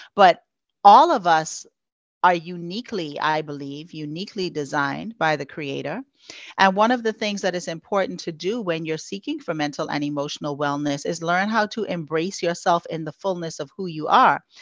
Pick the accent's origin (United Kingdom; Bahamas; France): Bahamas; Freeport, Grand Bahama; moved away as an adult; now in Houston, United States; I was born and raised in the Bahamas on the island of Freeport, Grand Bahama.